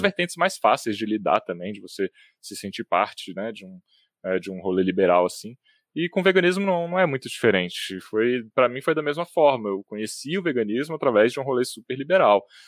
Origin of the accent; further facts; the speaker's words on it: Brasília, Federal District, Brazil; Eu, eu, nasci em Brasília, apesar de ter morado sempre na cidade de satélites aqui, em Sobradinho 2 e, e na Granja do Torto também